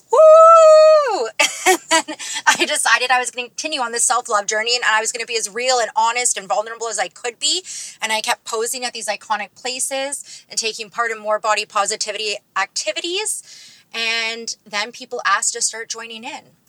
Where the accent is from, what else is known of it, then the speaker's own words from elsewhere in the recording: Toronto, Ontario, Canada; I'm from Toronto